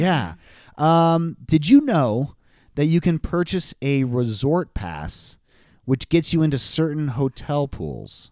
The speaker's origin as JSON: {"language": "English", "region": "Southern California", "country": "United States", "tie": "born or raised there", "said": "We grew up in Southern California"}